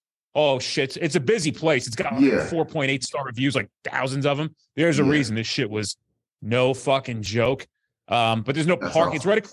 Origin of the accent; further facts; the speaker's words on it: Woodbridge, New Jersey, United States; also born or lived in Metuchen, New Jersey; I grew up in Woodbridge.